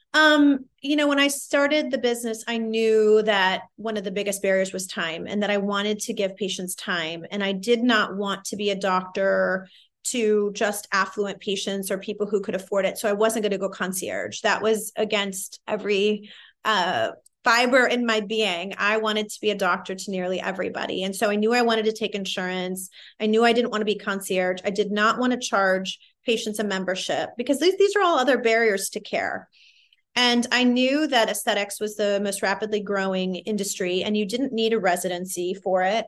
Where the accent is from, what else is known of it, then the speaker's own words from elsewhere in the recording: Midwest, United States; I'm a minority from the Midwest